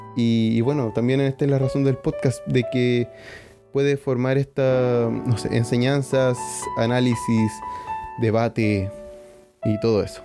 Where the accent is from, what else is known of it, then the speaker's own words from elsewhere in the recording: Iquique, Tarapacá, Chile; moved away as an adult; now in Canada; mi ciudad natal. Como saben, en Iquique no neva